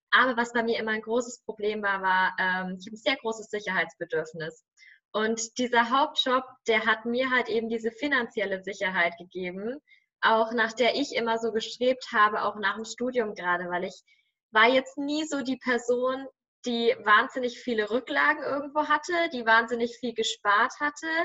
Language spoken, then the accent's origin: German; Nuremberg, Bavaria, Germany; viel, viel höher, als wenn ich jetzt irgendwo in meiner Heimatstadt in Nürnberg wäre oder irgendwo auf dem Land oder weiß ich nicht.